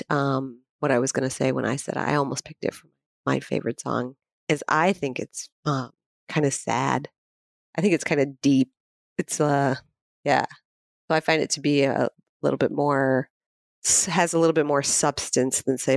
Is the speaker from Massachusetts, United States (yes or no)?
no; Indiana, United States; Well, so we're both from Indiana.